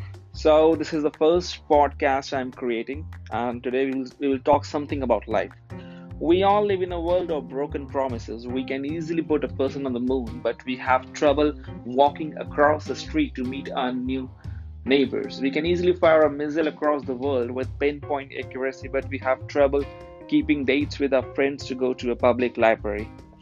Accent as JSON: {"language": "English", "town": "New Delhi", "region": "Delhi", "country": "India", "said": "I am from New Delhi, India"}